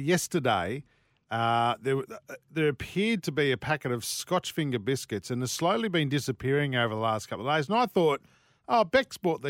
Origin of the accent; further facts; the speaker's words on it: Australia; I'm Australian